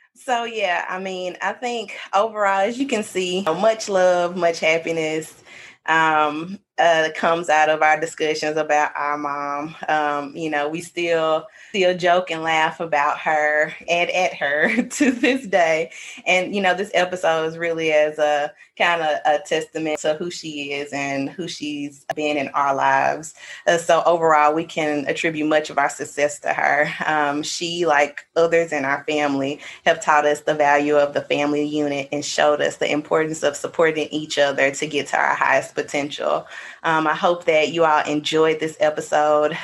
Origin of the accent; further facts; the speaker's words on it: Mississippi, United States; we're from Mississippi